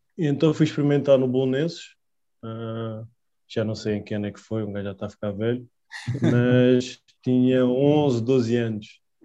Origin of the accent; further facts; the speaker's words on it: Lisbon, Portugal; also born or lived in Spain; 1988, nasci em Lisboa. Nascido e criado em Lisboa, na Alameda, precisamente